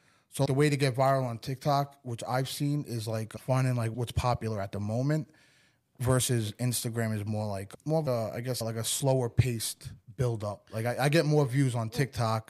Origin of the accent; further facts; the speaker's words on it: New York, United States; moved away as an adult; now in Port St. Lucie, United States; being like a New Yorker in Florida